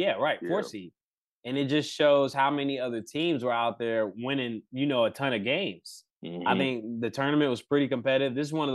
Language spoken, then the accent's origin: English; Baltimore, Maryland, United States; I'm from Baltimore. We grew up talking trash, shooting, playing ball outside.